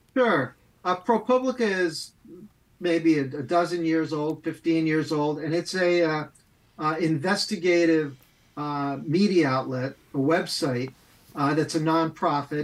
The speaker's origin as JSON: {"language": "English", "town": "Amherst", "region": "Massachusetts", "country": "United States", "tie": "born or raised there", "also_born_or_lived": "Boston", "said": "I grew up in Amherst, Massachusetts"}